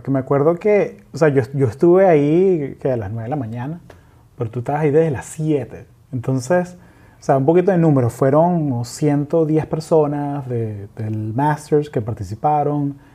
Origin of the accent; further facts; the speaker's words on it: Venezuela; No, yo soy venezolano